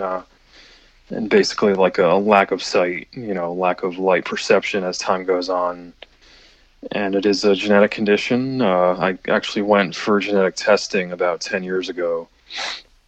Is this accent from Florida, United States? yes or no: yes; Tampa, Florida, United States; I'm from the Tampa, Florida area